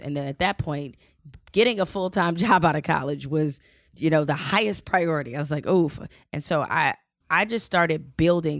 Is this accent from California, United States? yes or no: no; Detroit, Michigan, United States; moved away as an adult; also born or lived in Raleigh; I grew up in Detroit